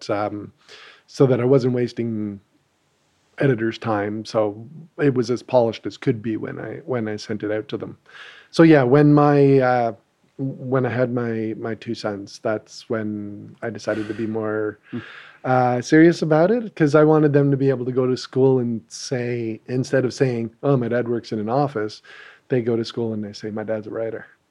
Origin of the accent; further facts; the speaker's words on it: Ottawa, Ontario, Canada; we're both from Ottawa